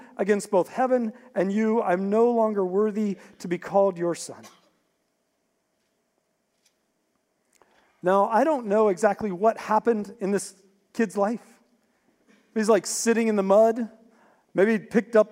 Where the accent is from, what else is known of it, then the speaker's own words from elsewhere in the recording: West Virginia, United States; I grew up in West Virginia